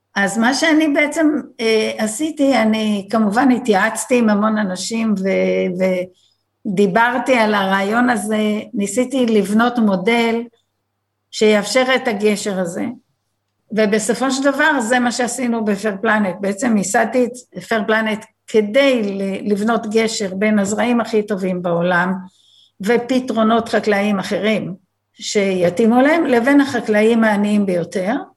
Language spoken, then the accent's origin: Hebrew; Be'eri, Southern District, Israel; also born or lived in New Jersey, United States; אני בת קיבוץ בארי